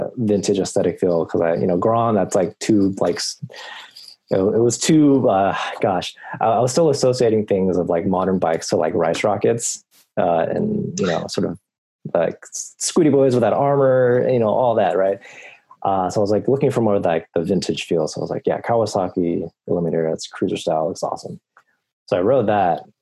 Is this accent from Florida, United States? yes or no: no; East Bay, California, United States; I've born and raised in the East Bay all my life